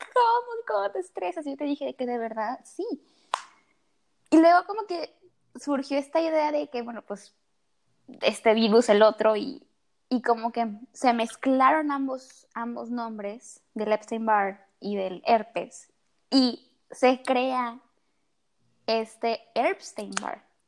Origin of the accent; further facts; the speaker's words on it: Tabasco, Mexico; moved away as an adult; also born or lived in Monterrey; yo estudio en Monterrey, pero yo nací en Tabasco, entonces yo vivo aquí en Tabasco